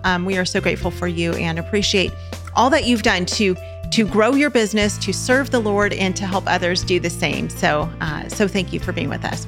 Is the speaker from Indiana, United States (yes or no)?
no; California, United States; we're from California